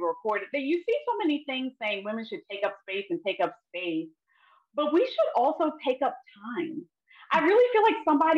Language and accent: English; Baltimore, Maryland, United States; I'm born and raised in Baltimore